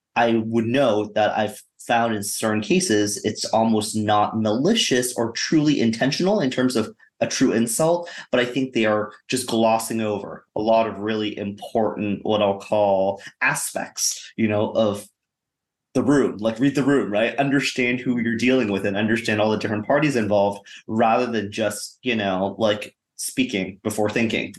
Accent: Canada; now in United States; Grew up in Canada, then moved to the U.S. and have been here, you know, for the better part of you know 20 years

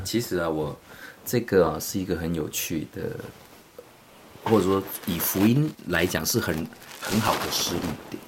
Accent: southern Taiwan, Taiwan; moved away as an adult; now in Romania; 我是南部长大，我们其实是热带长大

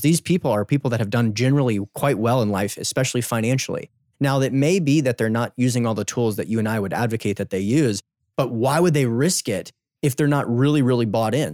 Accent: United States; I'm from the United States

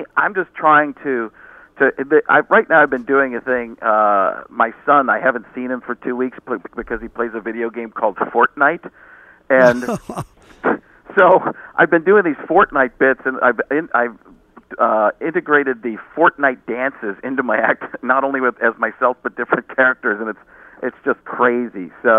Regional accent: New York City, New York, United States; New York City, yeah, because I'm from New York City.

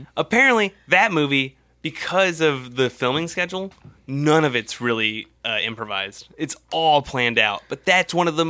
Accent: United States; I'm from America.

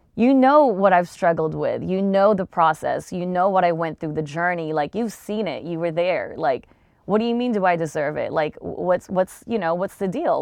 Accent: Long Beach, California, United States; I'm from Long Beach

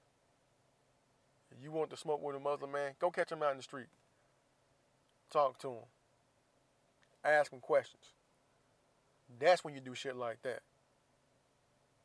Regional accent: United States; I'm from the U.S. I'm from here. I'm from the United States of America

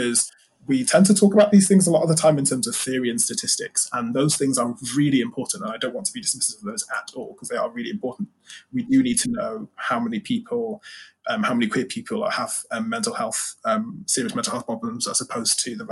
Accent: United Kingdom; being British

